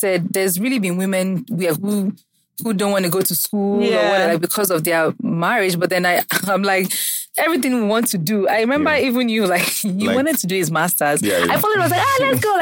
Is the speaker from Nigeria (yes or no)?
yes; Nigeria; moved away as an adult; as a Nigerian who leaves